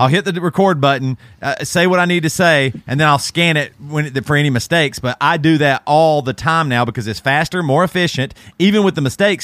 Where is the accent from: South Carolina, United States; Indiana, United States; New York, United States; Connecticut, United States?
South Carolina, United States; Greer; growing up in Greer South Carolina, we had, like, Kmart and stuff like